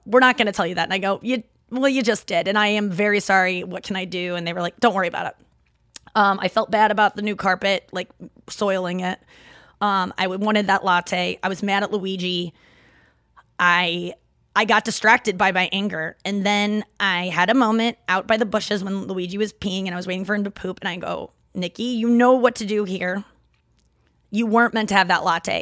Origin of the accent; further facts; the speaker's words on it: St. Louis, Missouri, United States; accent: Midwest; some people that are not Saint Louisans have said that my Midwest accent is kicking right now